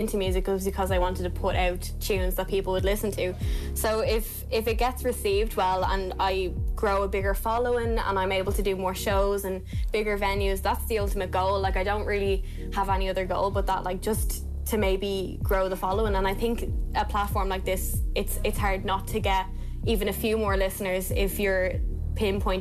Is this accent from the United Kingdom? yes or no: no; Dublin, Leinster, Ireland; now in Blessington, Ireland; I'm from Dublin, but I live in Wicklow.